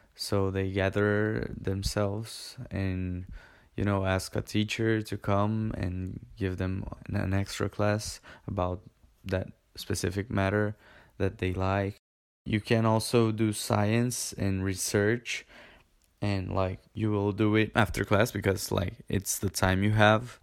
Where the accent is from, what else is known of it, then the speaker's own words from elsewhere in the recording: Brazil; we're from Brazil